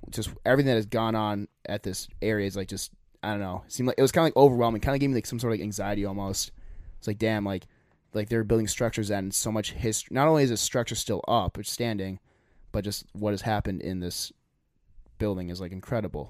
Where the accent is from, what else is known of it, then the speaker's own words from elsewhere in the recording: United States; we're from America